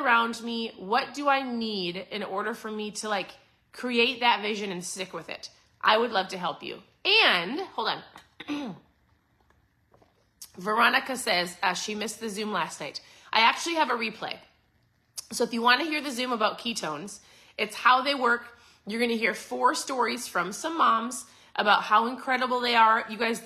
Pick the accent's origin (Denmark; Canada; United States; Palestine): United States; Minnesota; moved away as an adult; also born or lived in Southeast Florida; now in Florida, United States; I'm a Minnesota girl. So born and raised in Minnesota